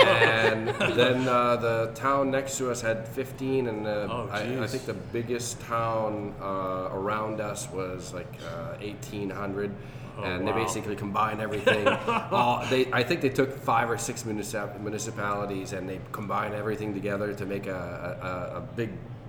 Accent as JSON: {"language": "English", "town": "Stanstead", "region": "Quebec", "country": "Canada", "also_born_or_lived": "United States", "moved": "as an adult", "lives_now": "New Hampshire, United States", "said": "Originally from Stanstead, Quebec. Which is a little small town."}